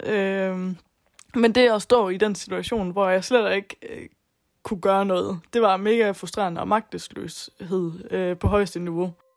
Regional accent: Southern Jutland, Southern Denmark, Denmark; moved away; Jeg kommer oprindeligt fra Sønderjylland, og boede hjemme med mine forældre

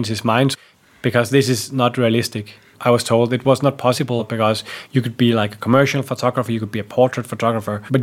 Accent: Denmark; I grew up in Denmark in the countryside on a small farm with my mom and dad.

